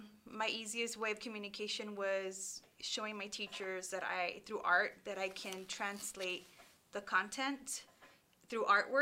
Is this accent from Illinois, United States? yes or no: no; Los Angeles, California, United States; first language Spanish; English is a second language; My parents migrated from Mexico, and so my first language was Spanish. I went to schools, public schools in the Northeast San Fernando Valley, Pacoima specifically